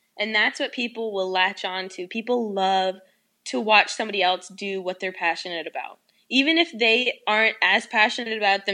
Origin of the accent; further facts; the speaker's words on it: the South, United States; It's …, because I'm from the South, and people call me